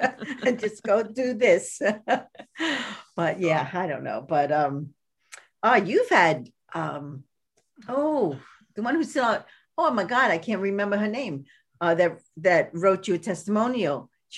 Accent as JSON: {"language": "English", "town": "Brooklyn", "region": "New York", "country": "United States", "said": "But I am from Brooklyn. this is who I am."}